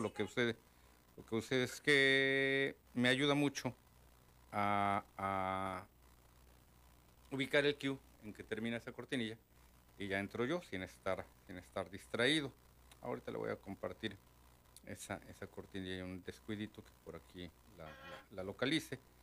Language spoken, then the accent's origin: Spanish; Mexico City, Mexico; tanto tú como yo somos nativos de Chilangolandia